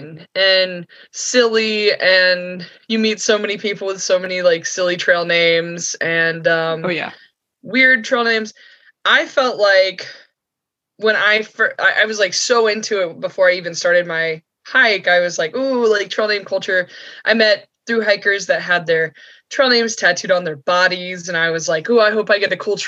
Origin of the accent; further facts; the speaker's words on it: near Amicalola, North Georgia, United States; So I grew up in North Georgia near Amicalola, near Springer Mountain